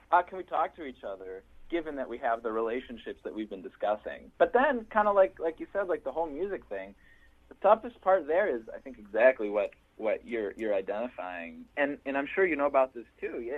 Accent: Milwaukee, Wisconsin, United States; this white kid speaking Spanish to his parents, Jewish, growing up in Milwaukee, Wisconsin

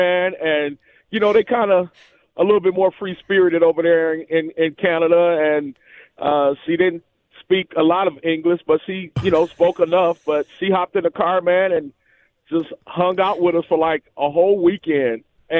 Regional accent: Flint, Michigan, United States; now in Southfield, United States; I'm originally from Flint, and so I'm a big time Michigan fan.

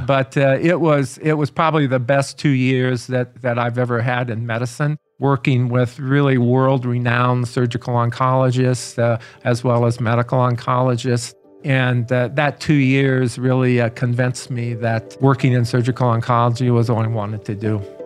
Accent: Aurora, Illinois, United States; I grew up in Aurora, Illinois

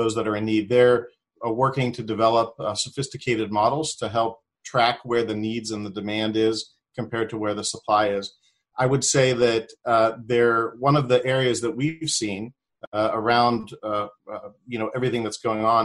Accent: Pittsburgh, Pennsylvania, United States; moved away as an adult; I'm originally from the Pittsburgh area

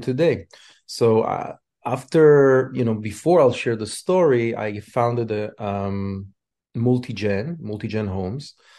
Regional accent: Israel; moved away as an adult; now in United States; I immigrated from Israel.

